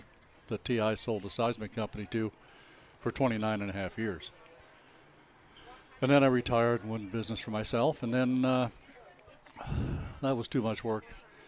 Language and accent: English; Rochester, New York, United States; now in Houston area, United States; I'm from Rochester, New York, if you want to go back far.